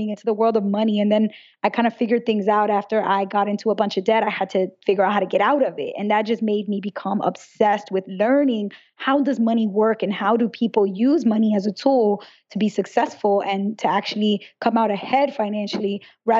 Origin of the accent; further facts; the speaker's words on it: New York City, New York, United States; I grew up in Brooklyn, New York, in a very big family